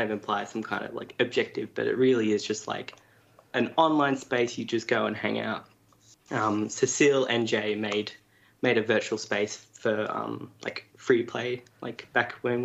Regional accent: Sydney, New South Wales, Australia; moved away as an adult; now in Melbourne, Australia; I'm originally from Sydney, but I moved to Melbourne, say, 2016. Probably been here for about 6 or 7 years now

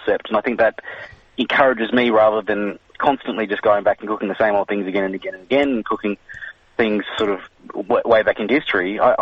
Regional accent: Malaysia; I grew up in Malaysia, was born in Malaysia anyway

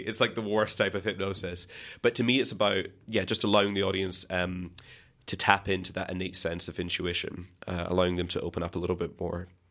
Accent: Scotland, United Kingdom; growing up in Scotland

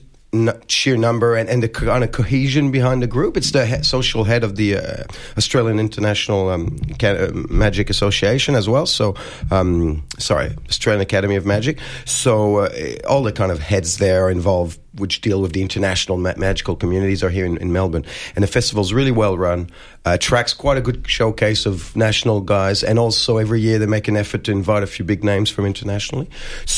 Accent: Quebec City, Quebec, Canada; moved away; I'm from Quebec originally, and I was in Quebec City

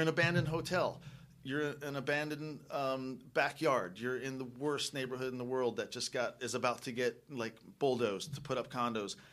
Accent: East Coast, United States; we're from the East Coast

